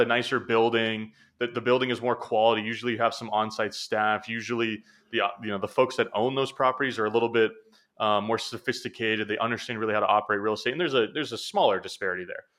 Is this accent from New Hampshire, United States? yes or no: yes; New Hampshire, United States; moved away as an adult; now in Boston, United States; I'm from New Hampshire, you know, which is about an hour north of Boston. That's where I grew up